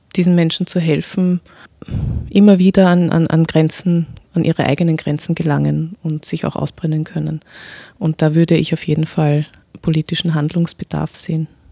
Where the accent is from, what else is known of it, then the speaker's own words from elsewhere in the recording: Vienna, Austria; mein Vater kommt aus dem Irak, meine Mutter aus Österreich und ich bin hier geboren in Wien